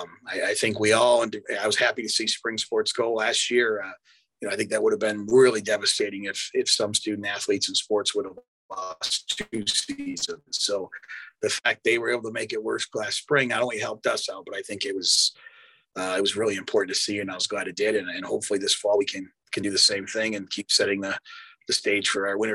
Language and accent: English; Wisconsin, United States; growing up in Wisconsin and being a Milwaukee sport fan